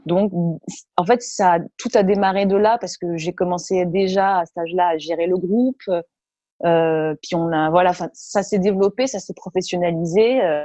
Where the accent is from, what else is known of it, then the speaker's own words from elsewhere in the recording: Marciac, Occitania, France; moved away; also born or lived in Toulouse; j'ai grandi à Marciac, hein, la, la grande terre du jazz euh, dans, le, Gers.